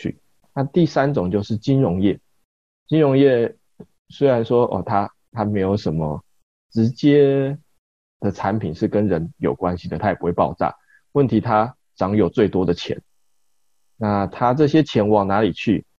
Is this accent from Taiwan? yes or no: yes; Kaohsiung, Taiwan; 因为高雄是一个。是我们的长大的地方，